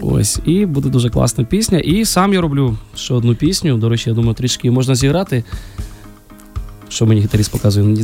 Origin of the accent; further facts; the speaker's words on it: Kyiv, Ukraine; also born or lived in Georgia; Я народився в Грузії, коли а, в мені було 6 років. Ну, Війна почалася, і тому ми приїхали з батьками до України. Ось і в школу, і до Києва, школу, і університет я все закінчив вже тут.